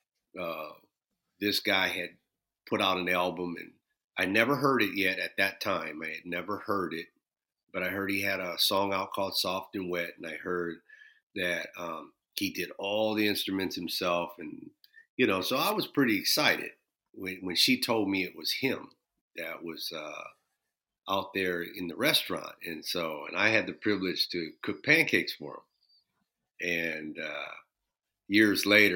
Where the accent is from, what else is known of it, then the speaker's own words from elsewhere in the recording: Minneapolis, Minnesota, United States; growing up in Minneapolis, it was very, very segregated